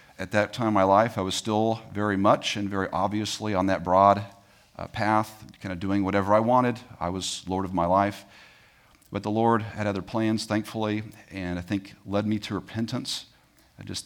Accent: Tyler, Texas, United States; I was born in East Texas, if you guys know where Tyler is. That's where I was born and raised for the most part.

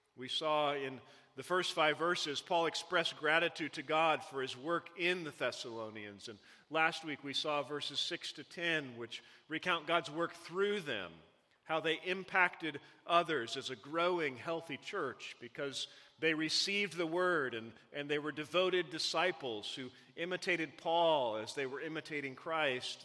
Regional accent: Missouri, United States; I, I grew up in Missouri.

